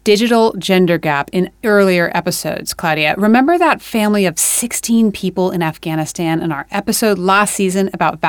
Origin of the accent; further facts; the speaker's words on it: California, United States; moved away; my home state of California